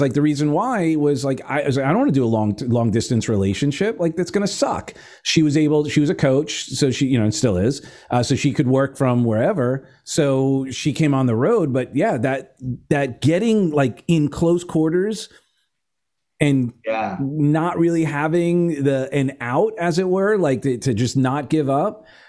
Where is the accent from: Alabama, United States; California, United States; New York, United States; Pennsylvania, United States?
New York, United States; Garden City; now in Palm Beach, United States; Okay, I grew up in Garden City.